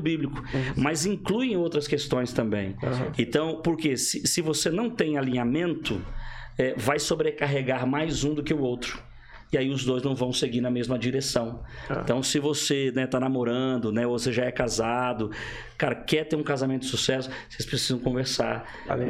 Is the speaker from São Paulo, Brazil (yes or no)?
no; Rio de Janeiro, Brazil; eu sou do Rio de Janeiro